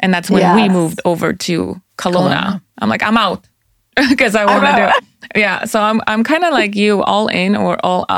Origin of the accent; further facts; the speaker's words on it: Poland; English is a second language; moved away; also born or lived in Austria; I'm Polish. Yeah, I am. So it's funny because like when I was born in Poland, so I speak the language. Yeah, there you go. See, and then we immigrated. Well, we refugeed to Austria. So I spoke German